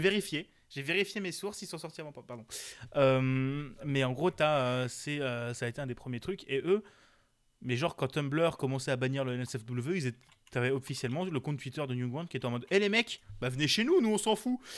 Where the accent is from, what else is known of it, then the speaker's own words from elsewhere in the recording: Alsace, Grand Est, France; Chez nous, euh, on est pas mal aussi. On est en Alsace